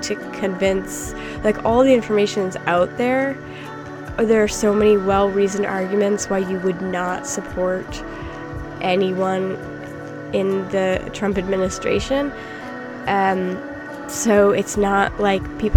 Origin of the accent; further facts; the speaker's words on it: United States; moved away; as an American who does not live in America